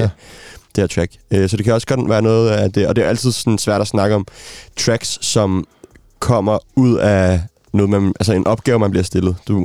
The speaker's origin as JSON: {"language": "Danish", "country": "Denmark", "said": "som dansker"}